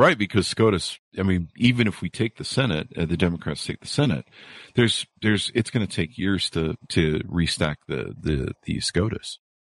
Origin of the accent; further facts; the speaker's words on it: United States; As an American who lived here and spent his first half of his life